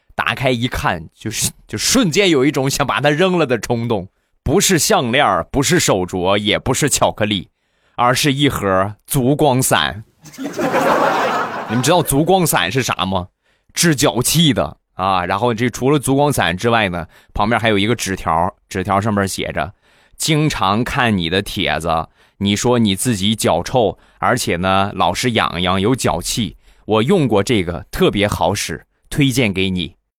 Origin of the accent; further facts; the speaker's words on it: Rizhao, Shandong, China; 我们家乡的特产，日照绿茶